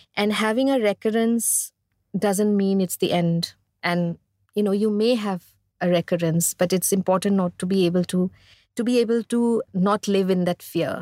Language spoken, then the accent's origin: English; India; growing up in India